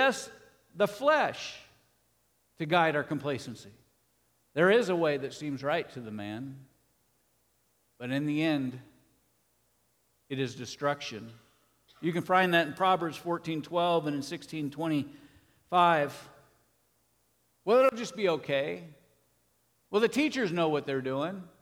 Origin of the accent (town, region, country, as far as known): United States